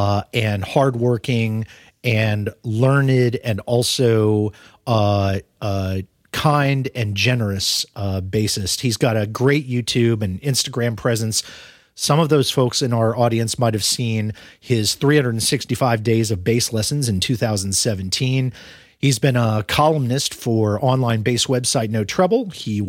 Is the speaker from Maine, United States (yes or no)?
no; Omaha, Nebraska, United States; born there; I was born in Omaha. I lived in Omaha when I was a tiny babe myself.